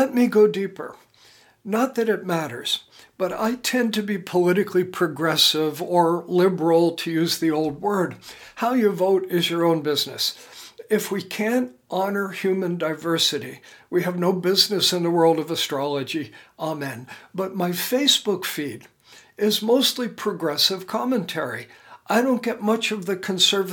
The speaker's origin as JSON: {"language": "English", "country": "United States", "said": "my being an American"}